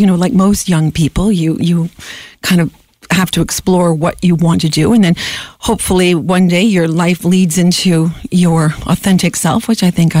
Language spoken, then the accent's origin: English; London, Ontario, Canada; moved away; also born or lived in Monaco; I am from London, Ontario